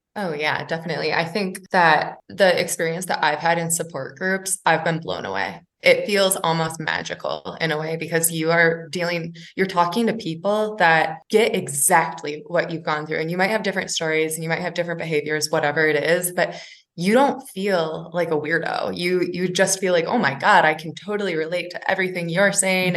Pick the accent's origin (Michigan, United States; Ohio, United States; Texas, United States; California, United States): Michigan, United States; now in Denver, United States; I'm also from Michigan and moved out to Denver